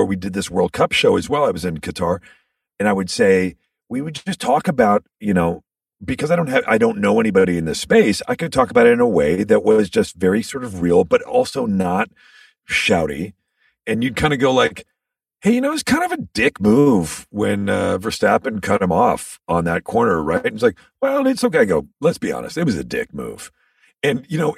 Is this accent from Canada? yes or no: yes; Canada; as a Canadian, so I grew up watching hockey